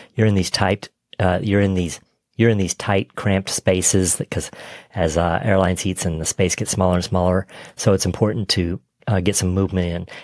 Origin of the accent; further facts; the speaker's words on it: Texas, United States; I grew up in Texas